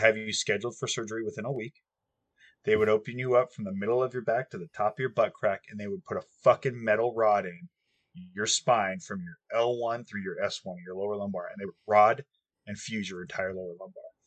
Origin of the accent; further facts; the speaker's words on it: United States; I'm an American through and through